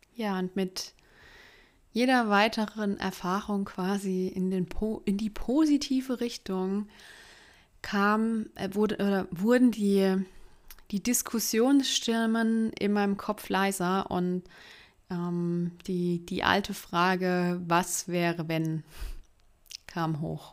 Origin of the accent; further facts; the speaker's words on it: Karlsruhe region, Baden-Württemberg, Germany; die Nähe zu meiner Familie ähm, das Wichtigste für mich, für mich ist und dass ich es auch super schön äh, in Karlsruhe finde und in der Region